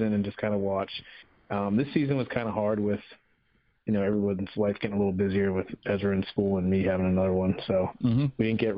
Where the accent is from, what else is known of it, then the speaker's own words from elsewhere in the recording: New Hampshire, United States; moved away as an adult; now in Tallahassee, United States; I'm originally from New Hampshire and moved down to Tallahassee to go to school